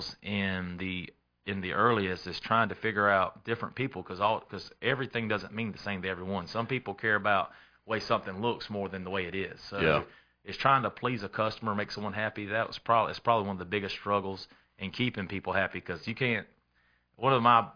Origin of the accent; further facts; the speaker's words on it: Lexington, South Carolina, United States; also born or lived in Columbia, South Carolina; I'm from Lexington. I've been in the Red Bank area all my life. We was actually in Columbia till I was about four